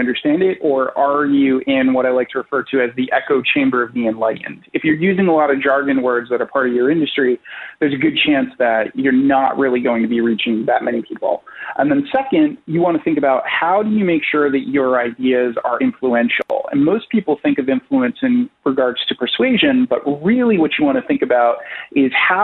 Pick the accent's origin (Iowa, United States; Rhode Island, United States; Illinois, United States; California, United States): Rhode Island, United States; now in New York, United States; I am originally from Rhode Island, and in Rhode Island, it's a very, very small state in the union, so everybody kind of knows everybody